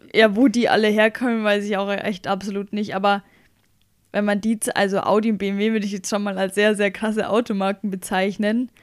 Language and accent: German; Bavaria, Germany; accent: Bavarian; mein Dialekt ist bayerisch